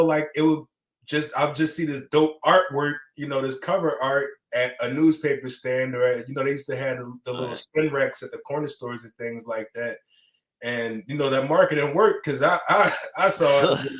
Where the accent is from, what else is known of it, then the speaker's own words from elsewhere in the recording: Philadelphia, Pennsylvania, United States; I was born in Philadelphia. My first taste had to be as an 80s baby.